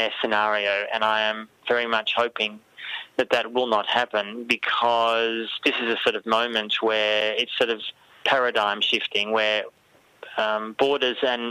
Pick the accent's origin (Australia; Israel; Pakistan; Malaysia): Australia; speaking as an Australian Jewish German person